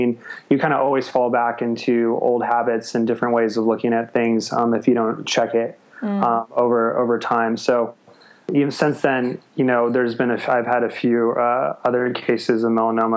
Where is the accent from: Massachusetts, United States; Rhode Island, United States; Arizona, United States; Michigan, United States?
Arizona, United States; moved away as an adult; also born or lived in Los Angeles; now in Australia; I'm from Arizona, but went to school